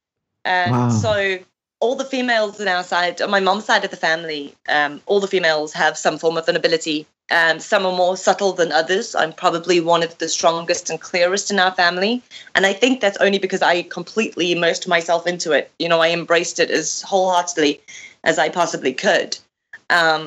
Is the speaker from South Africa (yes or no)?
yes; South Africa; moved away as an adult; also born or lived in Zimbabwe / Greece; now in England; My family moved to South Africa, and I was raised there up until my early 20s.